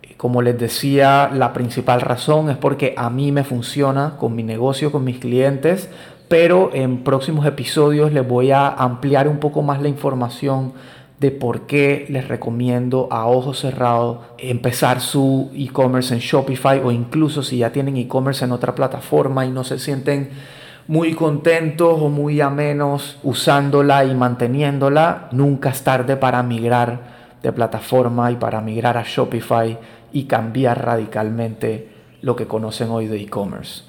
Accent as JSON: {"language": "Spanish", "country": "Colombia", "moved": "yes", "lives_now": "Panama", "said": "soy colombiano, vivo en Panamá hace más de 20 años"}